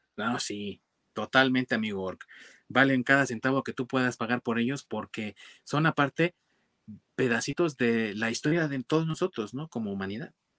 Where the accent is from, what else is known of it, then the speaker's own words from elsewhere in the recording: Mexico; yo soy mexicano